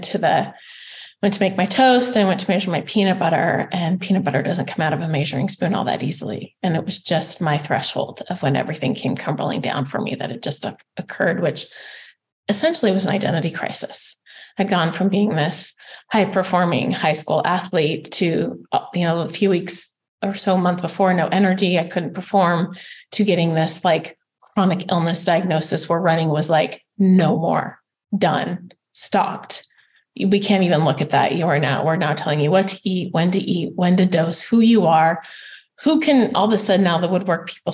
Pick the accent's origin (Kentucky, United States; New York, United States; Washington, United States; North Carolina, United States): Washington, United States; Spokane; had come from a really good running high school in Spokane, Washington